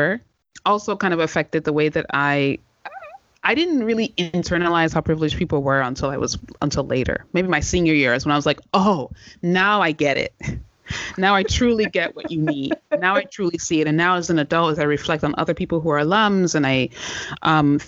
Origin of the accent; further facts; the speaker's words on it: Washington, District of Columbia, United States; I'm from Chocolate City. Like, I'm from the D.C. area.